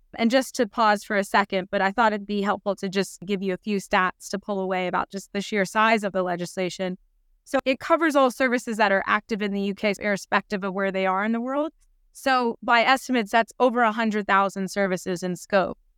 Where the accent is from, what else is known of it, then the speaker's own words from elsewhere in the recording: United States; now in United Kingdom; I, I'm American originally